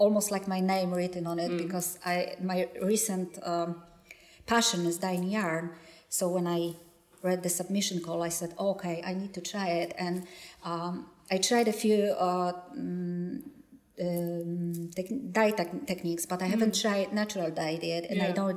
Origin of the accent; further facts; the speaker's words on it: Poland; accent: Polish; English is a second language; English is my second language, and my accent is... obviously hard, and you can hear my Polish accent